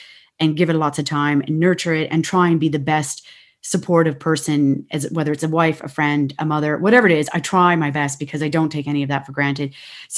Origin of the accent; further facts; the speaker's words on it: Ontario, Canada; moved away as an adult; now in Ireland; in Canada, we had so much space.